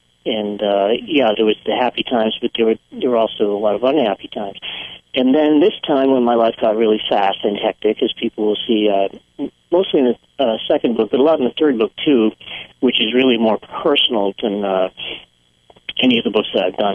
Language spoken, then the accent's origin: English; Northeast, United States; moved away; also born or lived in Maine; I was born in the Northeast